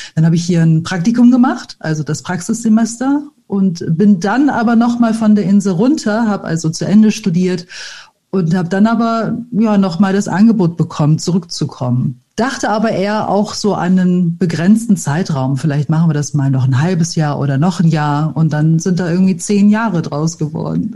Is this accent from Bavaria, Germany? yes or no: no; Bremen, Germany; moved away as an adult; now in Mallorca, Spain; ich komme aus Bremen